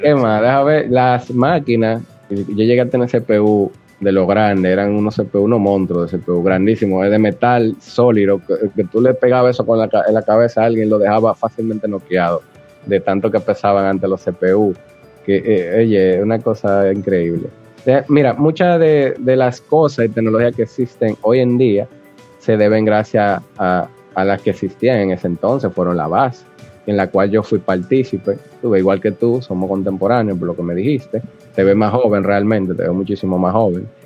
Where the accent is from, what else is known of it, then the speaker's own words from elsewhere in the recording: Santo Domingo, Distrito Nacional, Dominican Republic; Yo nací aquí en Santo Domingo, Distrito Nacional, un 29 de julio de 1986